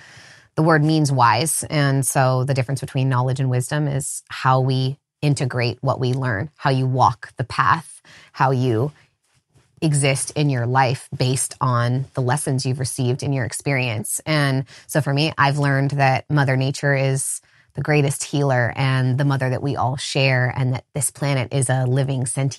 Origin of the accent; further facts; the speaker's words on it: California, United States; I grew up in the Redwood Forest, so a very enchanted place in general. Lots of rivers and spending time wild and feral and naked outside as a kid.